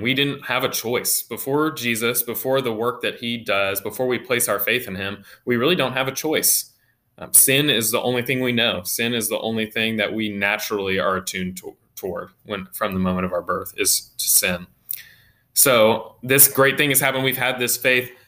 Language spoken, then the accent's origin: English; United States; as American Christians